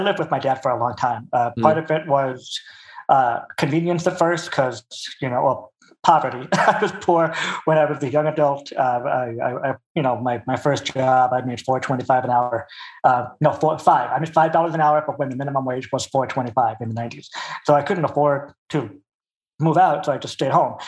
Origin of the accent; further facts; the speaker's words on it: Pasadena, California, United States; also born or lived in Culver City / Altadena / Burbank; now in Santa Clarita, United States; Born in Fox Hills area, in Culver City. Grew up in Pasadena, Altadena for like 2 years until my sister was born. Pasadena until I was, I think, 12 or 13, Burbank from that point on until last year, now Santa Clarita